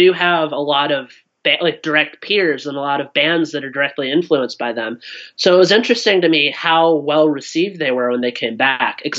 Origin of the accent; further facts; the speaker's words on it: Cincinnati, Ohio, United States; I grew up in Cincinnati, Ohio.